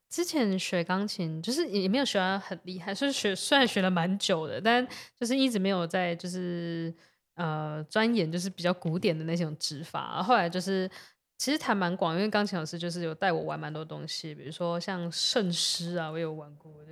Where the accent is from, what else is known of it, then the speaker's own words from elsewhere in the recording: Kaohsiung, Taiwan; first language Taiwanese Hokkien; 因为我自己是高雄人，所以我对台语对我来说就是有点就是母语，